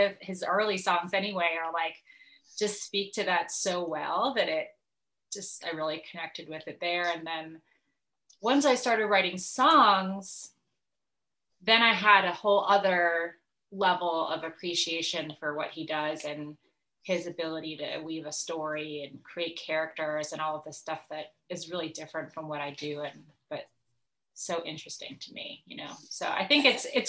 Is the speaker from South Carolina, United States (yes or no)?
no; New Jersey, United States; now in Asheville, United States; I'm a musician based out of Asheville, North Carolina, right now, but originally I grew up in New Jersey